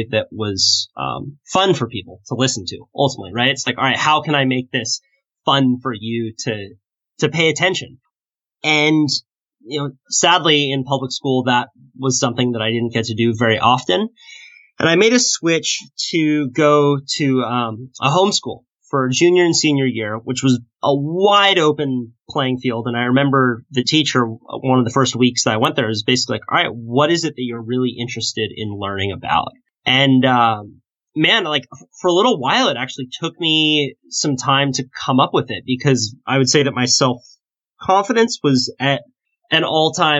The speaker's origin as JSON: {"language": "English", "town": "Santa Cruz", "region": "California", "country": "United States", "tie": "born or raised there", "said": "I grew up in Santa Cruz, California, and grew up surfing"}